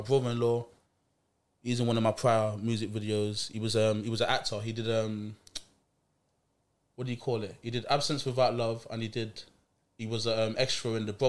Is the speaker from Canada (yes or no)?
no; Nottingham, East Midlands, United Kingdom; also born or lived in Jamaica; I was brought up in Jamaica when I was about 10 by my grandparents, spent like 5 years out there. Mm-hmm. Before I went away, I lived in Nottingham.